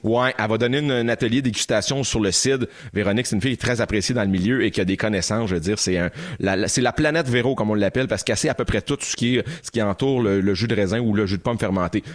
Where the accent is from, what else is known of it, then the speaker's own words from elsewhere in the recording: Quebec, Canada; chez nous au Québec